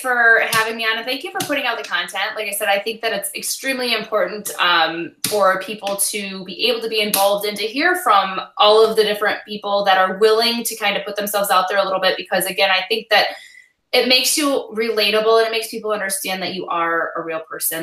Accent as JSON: {"language": "English", "region": "Michigan", "country": "United States", "said": "we're from Michigan"}